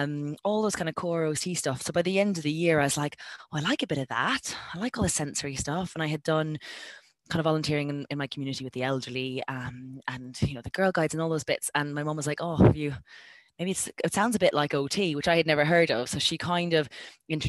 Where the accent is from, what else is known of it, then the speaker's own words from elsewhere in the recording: Ireland; moved away; I'm from Ireland originally